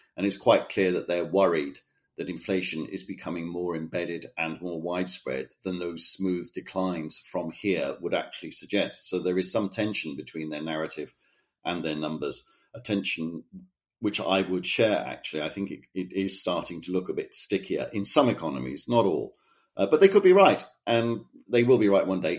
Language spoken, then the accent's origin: English; Cardiff, Wales, United Kingdom; moved away; my hometown of Cardiff